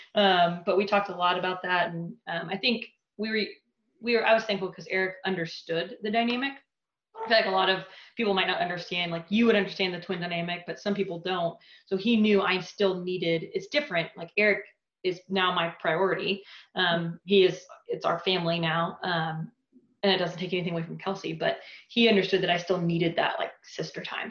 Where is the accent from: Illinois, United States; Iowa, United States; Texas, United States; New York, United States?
Texas, United States; Dallas; also born or lived in Chicago / California; my family, we moved down to Dallas um, when I was like six months old